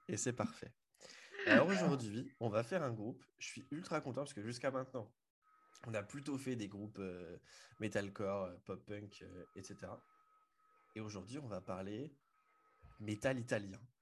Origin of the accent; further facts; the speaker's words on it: Le Mans, Pays de la Loire, France; je suis originaire du Mans